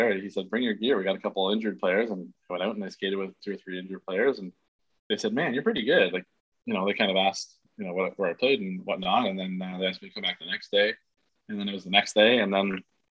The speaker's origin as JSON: {"language": "English", "country": "Canada", "tie": "born or raised there", "said": "being a Canadian kid"}